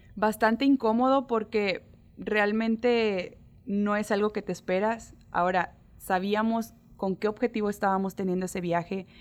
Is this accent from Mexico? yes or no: yes; Mexico